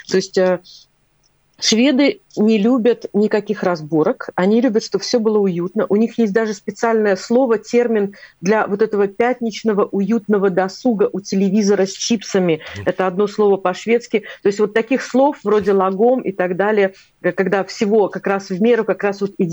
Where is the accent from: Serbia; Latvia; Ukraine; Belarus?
Latvia; Когда при нем назовешь это имя, я когда сказала, что я из Латвии, он, он прямо аж подпрыгнул от